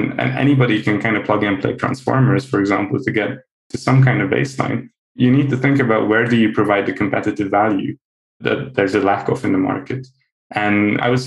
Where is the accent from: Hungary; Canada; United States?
Hungary; I'm half Dutch, half Hungarian, actually. But I grew up in Hungary